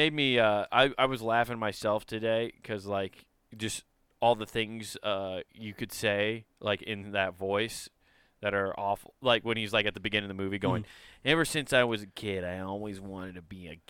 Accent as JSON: {"language": "English", "town": "Brooklyn", "region": "New York", "country": "United States", "said": "I'm from Brooklyn."}